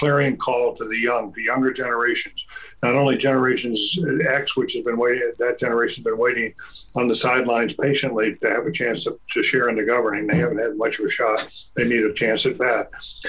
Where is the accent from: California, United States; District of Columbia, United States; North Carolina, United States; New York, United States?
North Carolina, United States; Durham; I grew up in Durham